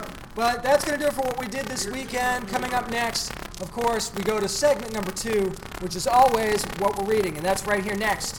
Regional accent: New Hampshire, United States; now in Virginia, United States; I'm from New Hampshire.

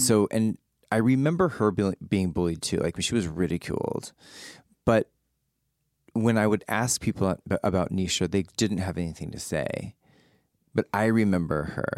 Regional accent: San Antonio, Texas, United States; I grew up in San Antonio

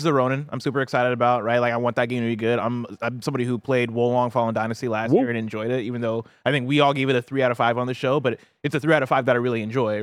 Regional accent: Illinois, United States; I am from Illinois

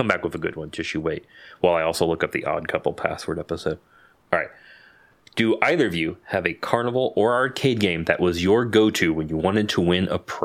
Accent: Santa Clarita, California, United States; I grew up in Santa Clarita

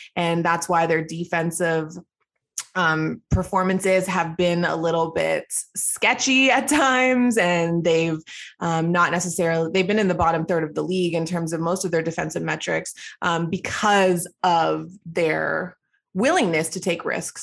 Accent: Toronto, Ontario, Canada; also born or lived in Edmonton; I grew up in Scarborough, Ontario, um, so that's where I lived for my entire life

